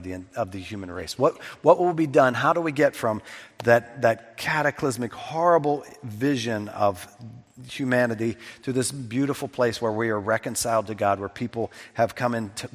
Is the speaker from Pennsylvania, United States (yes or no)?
yes; south of Pittsburgh, Pennsylvania, United States; When I was a kid, we would go from my hometown south of Pittsburgh.